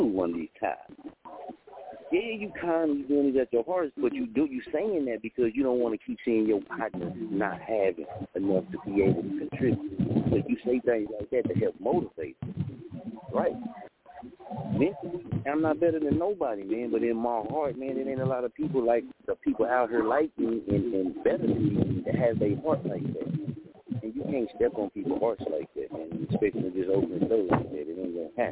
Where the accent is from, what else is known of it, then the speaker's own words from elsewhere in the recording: Muskogee, Oklahoma, United States; also born or lived in Wichita, Kansas; I'm from Muskogee, man. So I got the Oklahoma in me